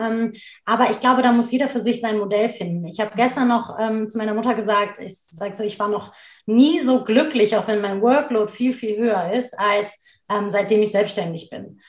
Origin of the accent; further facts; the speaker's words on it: Cologne, North Rhine-Westphalia, Germany; also born or lived in Duisburg; Das ist ja meine Heimatstadt, da bin ich geboren und aufgewachsen